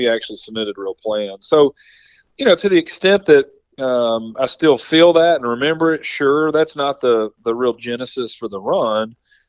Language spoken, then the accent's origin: English; Somerset, Kentucky, United States; born or raised there